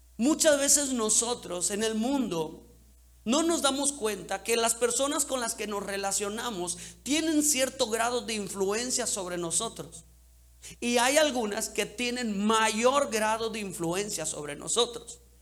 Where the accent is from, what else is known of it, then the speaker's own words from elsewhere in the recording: Cancún, Quintana Roo, Mexico; crecimos en Cancún.